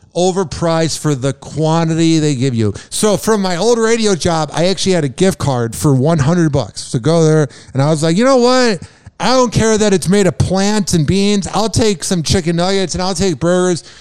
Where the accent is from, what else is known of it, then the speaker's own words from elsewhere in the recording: suburb of Chicago, Illinois, United States; accent: Midwest; moved away; down a block from where I grew up in Illinois.